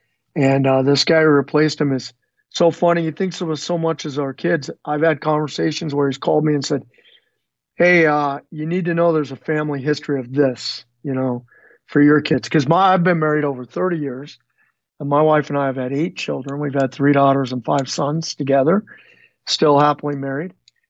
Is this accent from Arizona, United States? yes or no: yes; Phoenix, Arizona, United States; also born or lived in Northern California / Southern California / Utah / Colorado; we moved from Northern California to Southern California. And then my folks split up at some point there, and we bounced around a little bit from Utah. I think we lived briefly in Colorado, then Utah, and then eventually settled in Phoenix, Arizona, and was pretty much raised middle scho